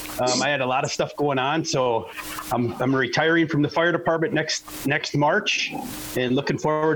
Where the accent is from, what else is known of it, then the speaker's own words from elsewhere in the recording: Wisconsin, United States; I'm from Wisconsin.